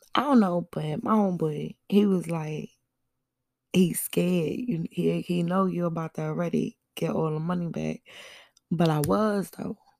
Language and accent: English; New York City, New York, United States; Where I'm from, I'm from Brooklyn